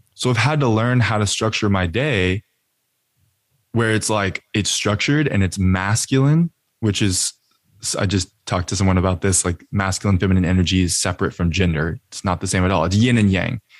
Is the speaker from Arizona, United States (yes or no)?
no; Austin, Texas, United States; also born or lived in Colorado; now in California, United States; I'm from Austin, Texas